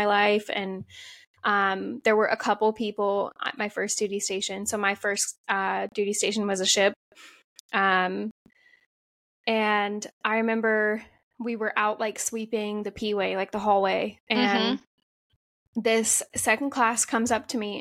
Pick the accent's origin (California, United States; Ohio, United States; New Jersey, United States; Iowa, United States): Ohio, United States; I grew up in Ohio